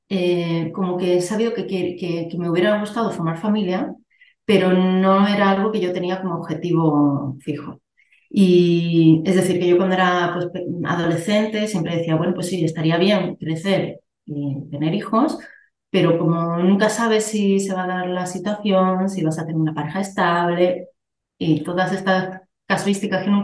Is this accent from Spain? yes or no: yes; Bilbao, Basque Country, Spain; also born or lived in Andalusia; now in Barcelona, Spain; vivo ahora mismo en una ciudad de Barcelona, pero soy de Bilbao y he estado en Andalucía. La verdad, me he movido por, por varias partes